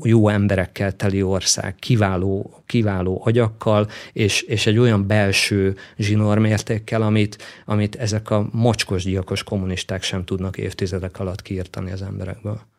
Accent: Szekszárd, Tolna, Hungary; also born or lived in Bátaszék; Én egy vidéki fiú vagyok, Szexádon nőttem fel

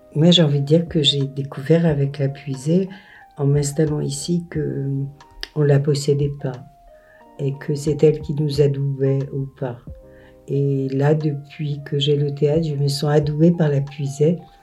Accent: Auvergne-Rhône-Alpes, France; also born or lived in Paris / Vermonton; now in Fontaines, France; moi je viens euh, de, de Rhône-Alpes, et je suis une Rhône-Alpine et parisienne

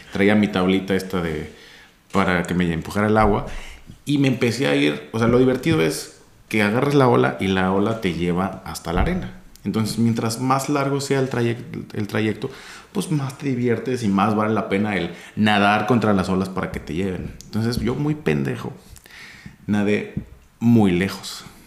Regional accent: Empalme, Sonora, Mexico; mi familia y yo somos de Sonora y en Sonora y en el pueblo donde yo nací está muy culero

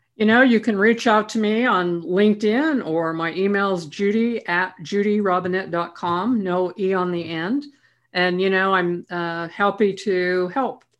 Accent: Idaho, United States; I was from Idaho

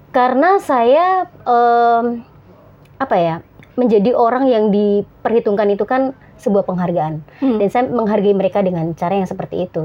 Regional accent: Surakarta, Central Java, Indonesia; moved away as an adult; saya SD, SMP, SMA sampai kuliah saya di Solo juga.

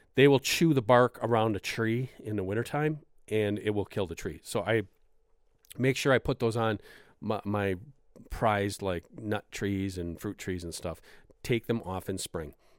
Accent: Wisconsin, United States; my home state of Wisconsin

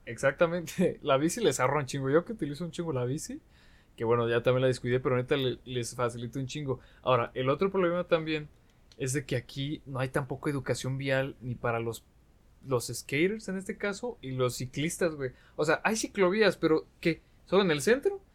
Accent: Aguascalientes, Mexico; los que somos de aquí de Aguascalientes

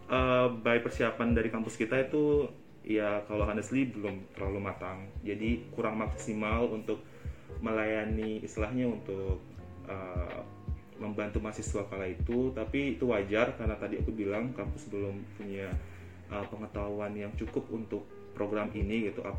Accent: Bali, Indonesia; Dan aku dari Bali jadi ya

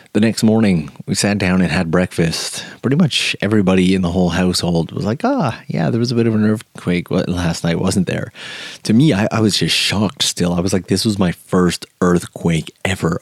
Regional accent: Canada; now in Japan; I'm from Canada

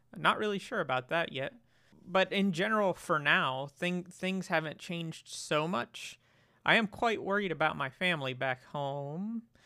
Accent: Florida, United States; moved away as an adult; now in Germany; so I grew up in Florida, um, and they're all back in Florida

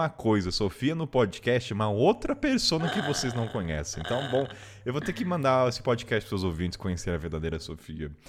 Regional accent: Brazil; eu sou brasileira, não sou idiota, vou dar um jeito.

